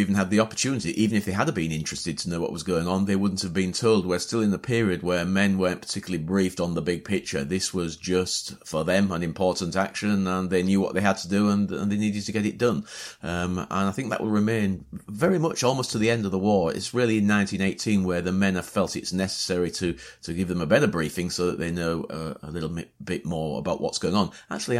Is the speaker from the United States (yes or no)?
no; Hull, Yorkshire and the Humber, United Kingdom; also born or lived in Beverley; My father was born in Hull as well, my grandfather. So yeah, so Hull's my hometown.